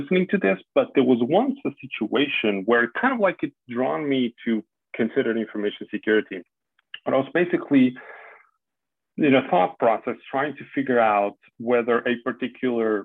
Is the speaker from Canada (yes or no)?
no; Portugal; moved away as an adult; also born or lived in Spain; now in Netherlands; I'm Portuguese, born and raised. I studied there, and I started my career in Portugal